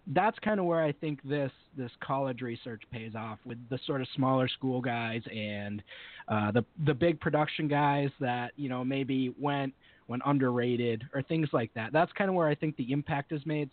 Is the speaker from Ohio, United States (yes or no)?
no; Amherst, Massachusetts, United States; I'm from Western Massachusetts. I've grown up here and pretty much lived here my whole life. Uh, right, right around Amherst, UMass